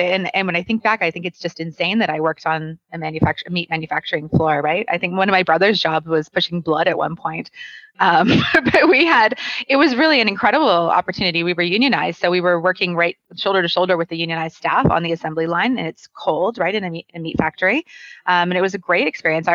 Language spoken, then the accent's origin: English; Calgary, Alberta, Canada; now in Ontario, Canada; born and raised in Calgary